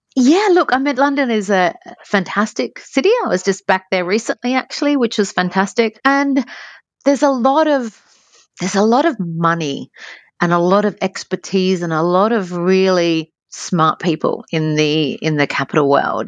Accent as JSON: {"language": "English", "town": "Adelaide", "region": "South Australia", "country": "Australia", "moved": "as an adult", "said": "I was from Adelaide, so Adelaide's a beautiful place, but you, um, there is the six degrees of separation, as we, as we say fondly in Adelaide"}